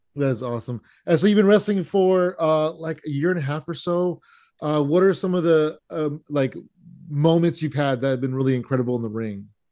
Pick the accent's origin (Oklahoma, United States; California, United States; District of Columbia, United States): California, United States; San Jose; now in Tracy, United States; I'm born and raised in San Jose, uh, but I currently live in Tracy, which is kind of by Sacramento